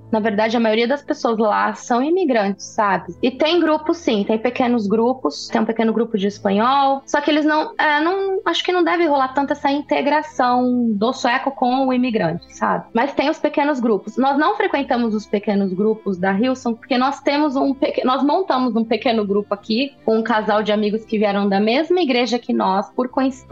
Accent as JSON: {"language": "Portuguese", "country": "Brazil", "moved": "as an adult", "lives_now": "Sweden", "said": "porque sabe que eu vim do Brasil, que é um país quente e que as pessoas são diferentes, são mais calorosas."}